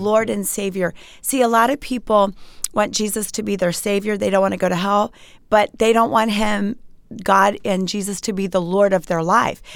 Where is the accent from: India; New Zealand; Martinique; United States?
United States; Montgomery County, Maryland; moved away as an adult; I grew up in Montgomery County, Maryland